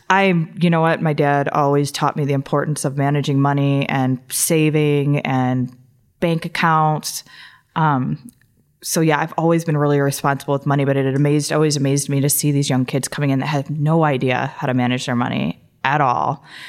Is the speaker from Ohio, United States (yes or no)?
yes; Toledo, Ohio, United States; also born or lived in Columbus, Ohio; I grew up in Toledo, Ohio, and I, um, went to, I graduated from Whitmer High School